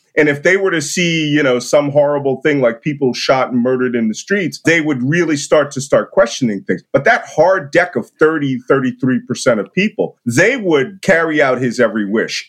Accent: Philadelphia, Pennsylvania, United States; I'm from Philadelphia

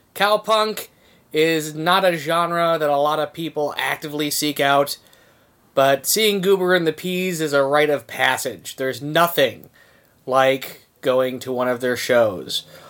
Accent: Detroit, Michigan, United States; I was born in Detroit, Michigan

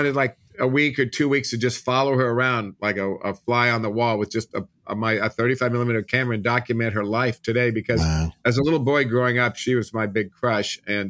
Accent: Midwest, United States; And I was pretty self-conscious growing up in the Midwest, so I wasn't exactly the totally out person

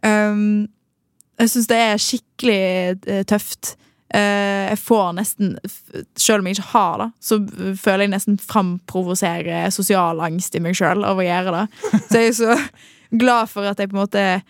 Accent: Western Norway, Norway; Som en ekte vestlending

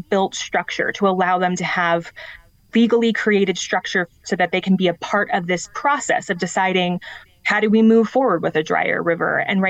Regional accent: Colorado, United States; as someone who's born and raised in Colorado

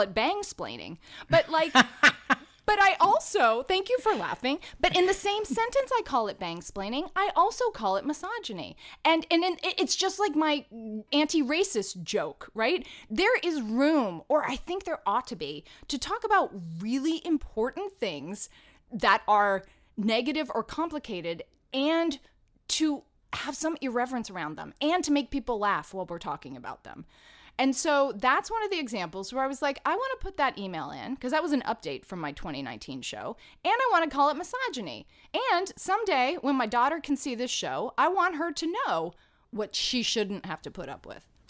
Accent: Atlanta, Georgia, United States; now in New York City, United States; as a kid when I was growing up in Atlanta doing professional children's theater

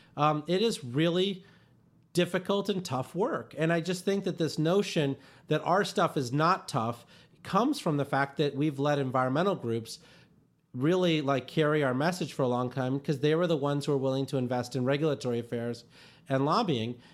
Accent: India; I was born in India in one of these towns that didn't have adequate electricity

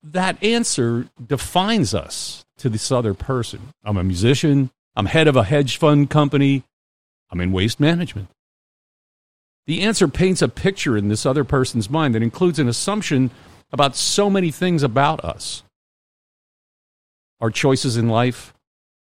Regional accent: United States; also born or lived in New England / California; now in Mississippi, United States; I grew up in Pennsylvania and New England

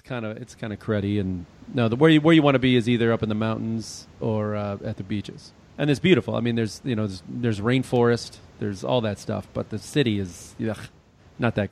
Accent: Illinois, United States; I grew up in Illinois

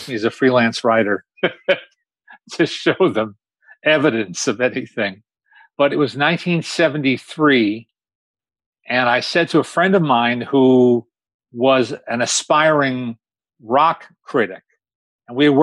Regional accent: Teaneck, New Jersey, United States; I got the best of New York, the best of both worlds, growing up in a what might be described as an idyllic post-World War II baby boom town

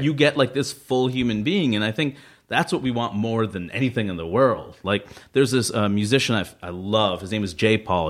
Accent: New York City, New York, United States; I grew up in Queens

